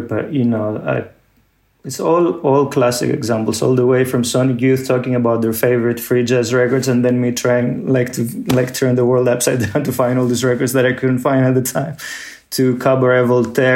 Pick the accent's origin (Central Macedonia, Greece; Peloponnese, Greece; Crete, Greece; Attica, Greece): Attica, Greece; Athens; moved away; growing up in Athens